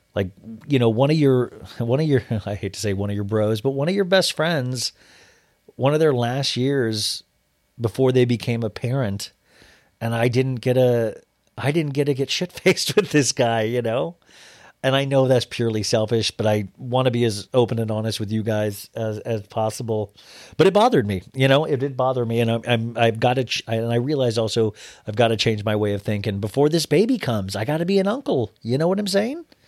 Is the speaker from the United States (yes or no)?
yes; Kansas, United States; I'm from Kansas